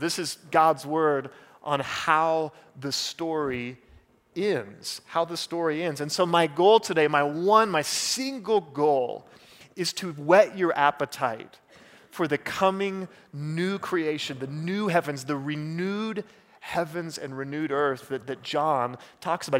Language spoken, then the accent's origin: English; Oklahoma, United States; moved away; I'm from Oklahoma.